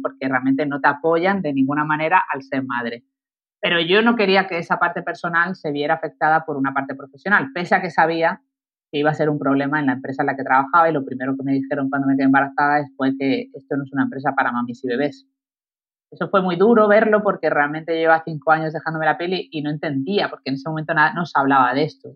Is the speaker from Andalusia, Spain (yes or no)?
yes; Málaga, Andalusia, Spain; moved away as an adult; also born or lived in Madrid; la decisión última que he tomado de venirme a mi Tierra Santa, a Málaga, a vivir